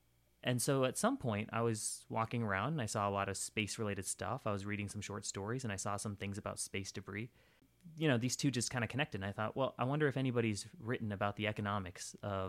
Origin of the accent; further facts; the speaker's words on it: California, United States; also born or lived in South India; So I grew up in Northern California and South India, and exchange rates were something that really fascinated me when I was a kid.